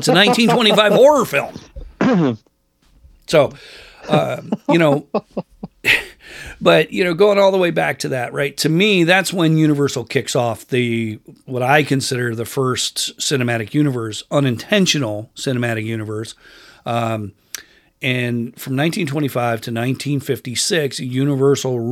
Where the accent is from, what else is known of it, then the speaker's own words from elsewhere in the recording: upstate New York, United States; also born or lived in California; now in Washington, United States; my hometown in upstate New York